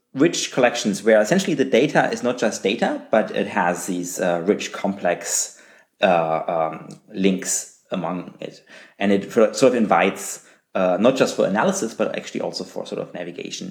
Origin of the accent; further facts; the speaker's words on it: Magdeburg, Saxony-Anhalt, Germany; moved away as an adult; also born or lived in Calgary, Canada; I actually started a university in my hometown at the University of Magdeburg in Germany